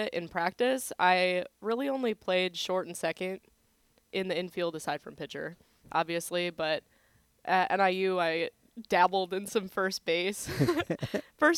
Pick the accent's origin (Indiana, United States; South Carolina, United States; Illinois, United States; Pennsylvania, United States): Illinois, United States; Plainfield; moved away as an adult; my hometown in Illinois